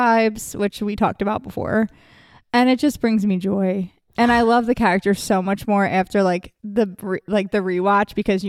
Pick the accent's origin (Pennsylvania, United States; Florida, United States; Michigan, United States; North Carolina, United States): Pennsylvania, United States; Delaware County; we're from Delco.